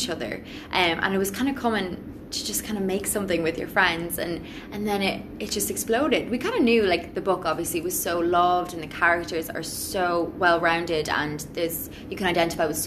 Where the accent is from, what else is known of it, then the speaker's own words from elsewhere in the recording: Sligo, Connacht, Ireland; I'm from Sligo